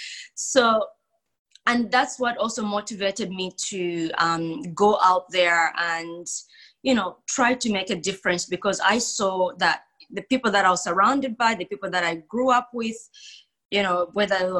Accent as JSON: {"language": "English", "country": "Zambia", "tie": "born or raised there", "moved": "yes", "lives_now": "Perth, Australia", "said": "I was born in Zambia in Southern Africa. And I always say this, that, you know, Zambia is the most peaceful country in Africa, never been at war. It's just beautiful. But growing up in Zambia"}